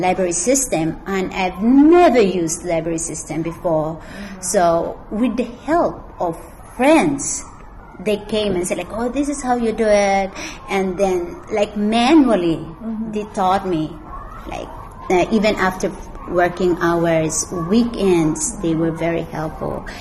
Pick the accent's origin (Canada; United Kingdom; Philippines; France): Philippines; moved away as an adult; now in China; I am Filipino